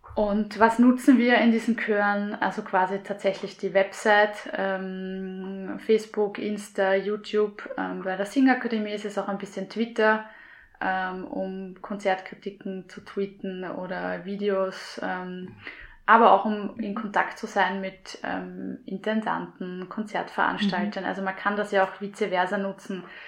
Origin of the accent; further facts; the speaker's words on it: Gumpoldskirchen, Lower Austria, Austria; so bin ich zum Singen gekommen in meiner Heimat in Gumpolskirchen